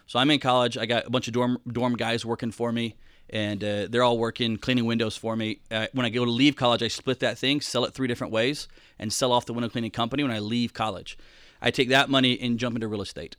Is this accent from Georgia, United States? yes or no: yes; Atlanta, Georgia, United States; moved away as an adult; also born or lived in Rome, Georgia; now in Florida, United States; Atlanta, Georgia is where I spent most of my time. And then, uh, just recently moved to Florida